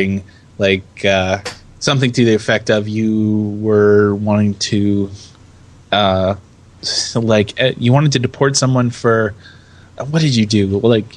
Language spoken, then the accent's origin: English; United States; I, as the American